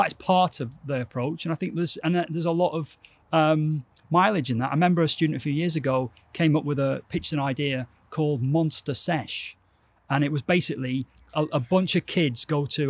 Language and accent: English; Wigan, North West England, United Kingdom; accent: Wigan; This is my Wigan accent